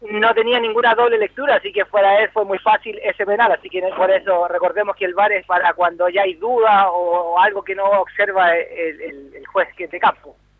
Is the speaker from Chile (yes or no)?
yes; Chile; como chileno